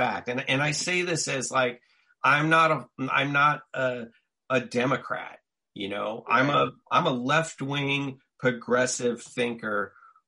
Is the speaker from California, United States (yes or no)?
yes; Southern California, United States; growing up in Southern California, and where I grew up was racially mixed